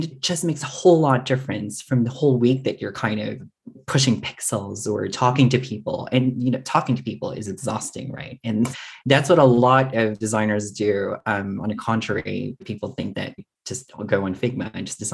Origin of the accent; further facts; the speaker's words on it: Philippines; moved away as an adult; also born or lived in Singapore; now in Canberra, Australia; It was mostly my part of my identity, which is being a Filipino